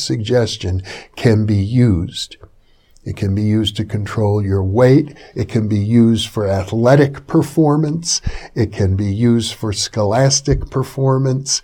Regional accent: Fond du Lac, Wisconsin, United States; where I grew up in Fond du Lac, Wisconsin

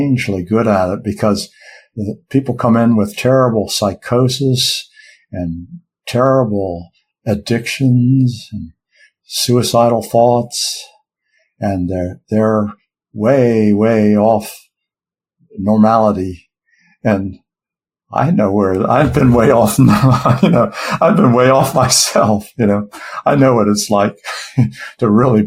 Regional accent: United States; I'm an American

